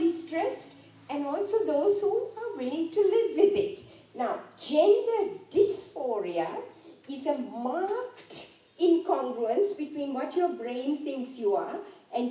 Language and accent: English; Sri Lanka; moved away; I grew up in Sri Lanka